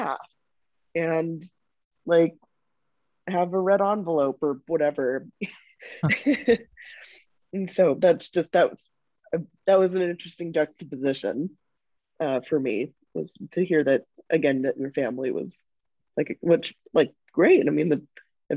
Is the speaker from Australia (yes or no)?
no; United States; as an American